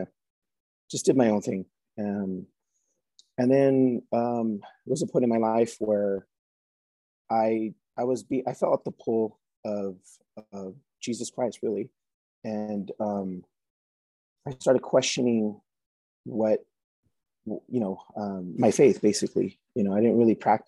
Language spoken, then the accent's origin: English; San Jose, California, United States; moved away as an adult; also born or lived in Bay Area, California; now in Idaho, United States; originally from San Jose, California, Diocese of San Jose